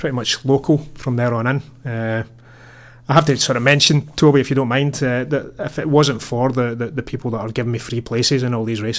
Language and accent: English; Paisley, Scotland, United Kingdom; moved away; Paisley, my hometown.